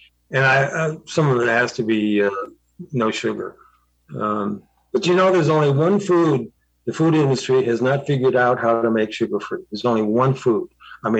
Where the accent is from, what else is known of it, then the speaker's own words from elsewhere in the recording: Southern California, United States; I grew up in Southern California